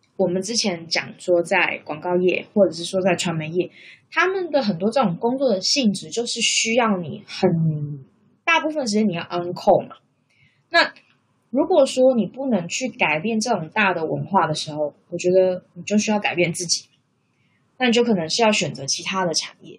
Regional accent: Taiwan; moved away as an adult; now in Australia; 那是因为我的另外一半就是他，他不是台湾人，所以他跟我当然就是异国恋情嘛，因为我们两个来自不同的国家，不同的文化背景。

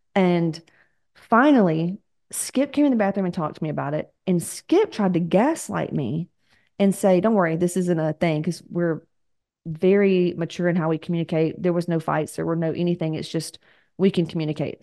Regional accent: the South, United States; We're from the South

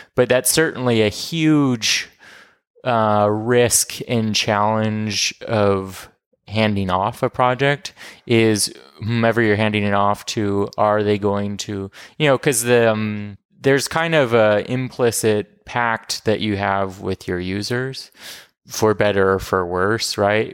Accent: Portland, Oregon, United States; also born or lived in New York; I'm from Portland, Oregon.

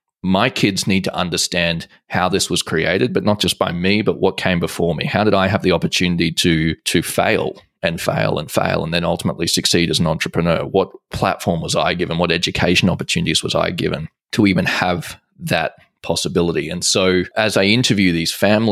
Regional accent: Australia; I'm Australian

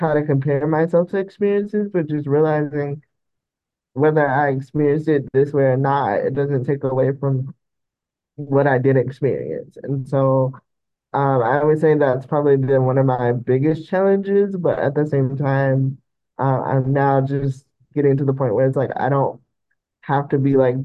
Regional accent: the South, United States; I grew up in the South, so it was, very religious

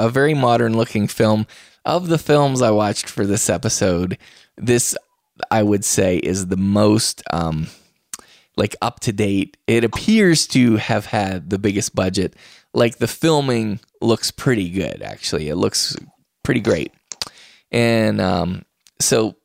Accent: West Virginia, United States; moved away; I hail from West Virginia

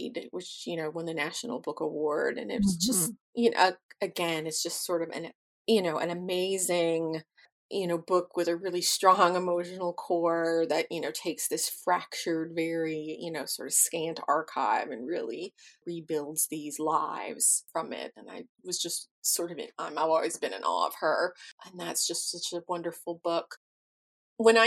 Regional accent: Russellville, Kentucky, United States; moved away as an adult; my hometown of Russellville, Kentucky, which is where I was born and raised.

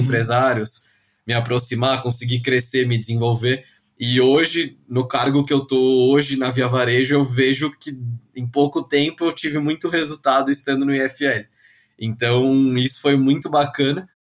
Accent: São Paulo, Brazil; eu nasci em São Paulo, fui criado aqui pelos meus pais.

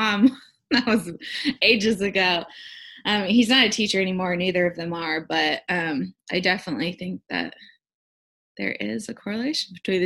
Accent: Southern California, United States; I actually grew up in Southern California

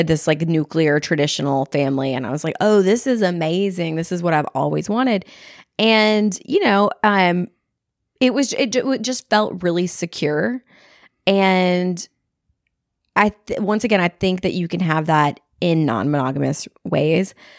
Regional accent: Texas, United States; I'm from Texas

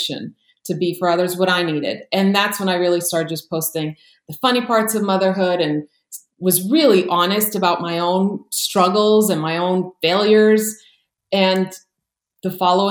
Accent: Croatia; now in United States; But born and raised in Croatia, and then my family immigrated to the U.S. during the war there.

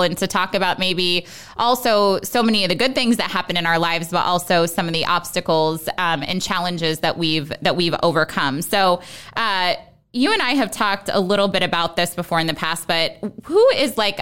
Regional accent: Ogallala, Nebraska, United States; I'm from Ogallala, Nebraska

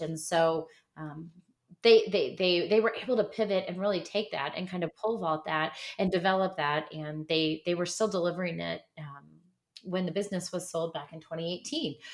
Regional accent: Midwest, United States; I'm from the Midwest

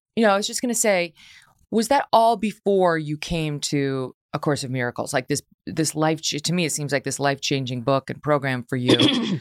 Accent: upstate New York, United States; We're from upstate New York

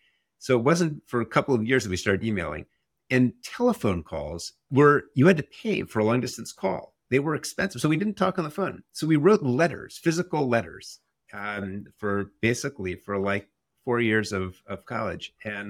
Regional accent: New Haven, Connecticut, United States; We grew up in Connecticut. I grew up in New Haven, Connecticut.

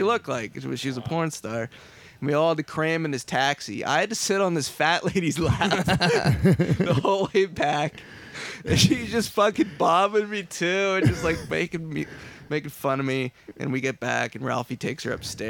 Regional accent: Ayr, Ontario, Canada; my hometown, which would be Ayr, Ontario.

